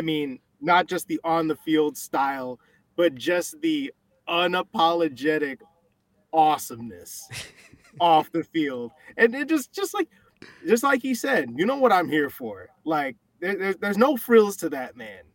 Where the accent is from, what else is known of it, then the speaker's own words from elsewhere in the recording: Chicago, Illinois, United States; moved away; I'm from Chicagoland originally